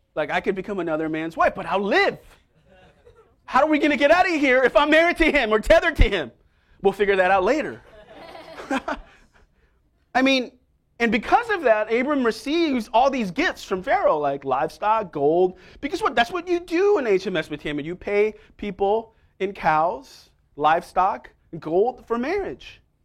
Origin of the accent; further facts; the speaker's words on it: New York City, New York, United States; also born or lived in Staten Island, New York; I grew up in Manhattan. for most of my life, right near Columbia